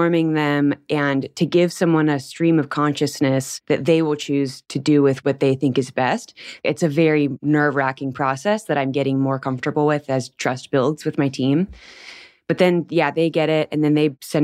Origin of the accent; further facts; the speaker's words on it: Anaheim, California, United States; moved away as an adult; also born or lived in Long Beach, California / Paris / Australia; now in Nebraska, United States; I was born in California and I grew up in Anaheim right next to Disneyland.